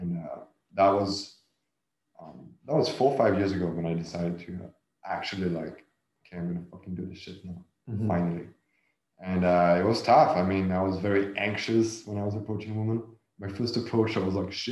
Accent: south of France, France; I grew up in the south of France

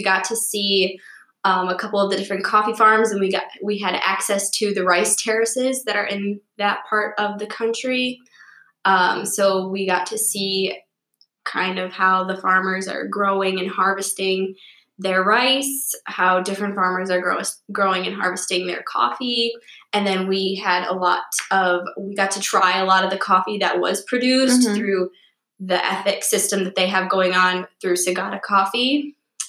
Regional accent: Ripon, Wisconsin, United States; I'm from Ripon, Wisconsin

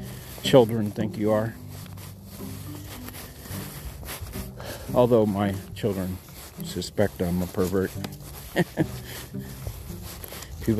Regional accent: Texas, United States

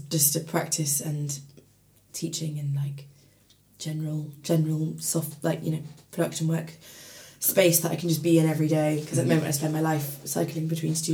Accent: Maidenhead, South East England, United Kingdom; moved away as an adult; now in Bristol, United Kingdom; I grew up in Maidenhead near Reading

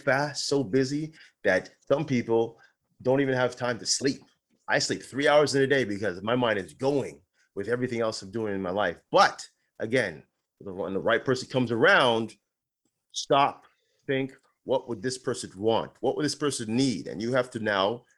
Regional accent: Ontario, Canada; moved away; I'm originally from Ontario

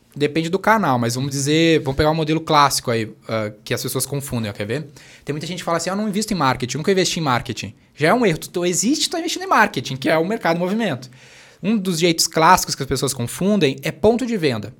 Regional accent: Canoas, Rio Grande do Sul, Brazil; eu venho da periferia do Rio Grande do Sul

